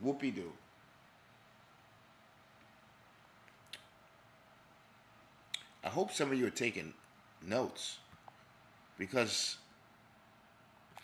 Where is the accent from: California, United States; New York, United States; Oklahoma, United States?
New York, United States; growing up in New York